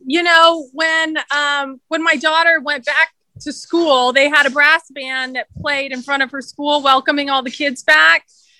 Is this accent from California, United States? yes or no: yes; Sacramento, California, United States; also born or lived in New York / San Francisco / Los Angeles; now in New Orleans, United States; Before that, I lived in New York, San Francisco, Los Angeles. I'm originally from Sacramento, California.